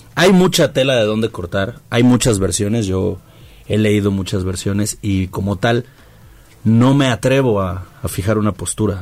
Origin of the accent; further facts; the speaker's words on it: Mexico; nosotros como mexicanos